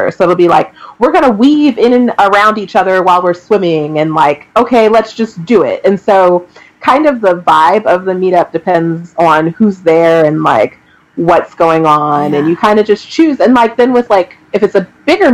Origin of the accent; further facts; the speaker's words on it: Fairfax County, Virginia, United States; I grew up here in Fairfax County